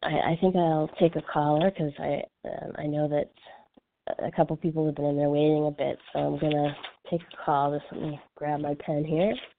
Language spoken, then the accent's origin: English; Canada; now in Los Angeles, United States; I'm French Canadian.